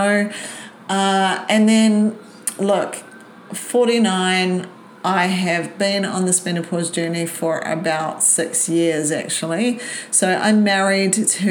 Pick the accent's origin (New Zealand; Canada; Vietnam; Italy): New Zealand; moved away as an adult; now in Brisbane, Australia; Born in New Zealand and moved to Brisbane when I was 20